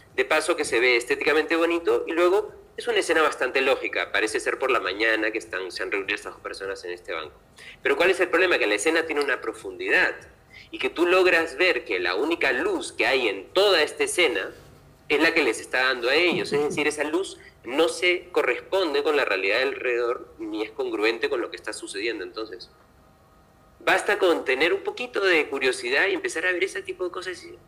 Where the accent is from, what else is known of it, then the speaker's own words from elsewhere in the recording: Lima, Peru; moved away as an adult; also born or lived in Seville, Spain; Lima, que es de donde yo soy, porque yo nací en Lima